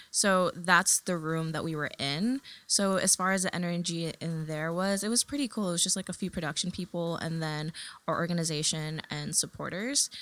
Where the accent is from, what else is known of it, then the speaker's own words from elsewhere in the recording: New York City, New York, United States; first language Tagalog; English is a second language; also born or lived in Manila, Philippines / California; we moved when I was three years old to California for a few months. And then from there, moved to New York City. And I'm like a total Queens baby through and through